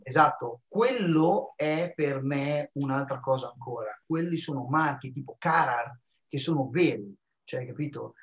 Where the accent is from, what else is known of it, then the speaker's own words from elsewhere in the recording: small town near Bologna, Emilia-Romagna, Italy; Io sono di Alteto, non di Bologna, Teto, ancora più piccolo, quattromila abitanti